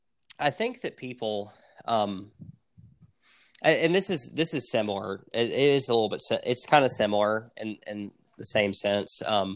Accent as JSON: {"language": "English", "region": "Tennessee", "country": "United States", "said": "We're from the South, and Tennessee is a red state."}